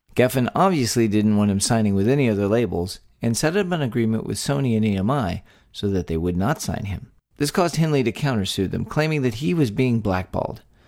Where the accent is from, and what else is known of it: Texas, United States; born or raised there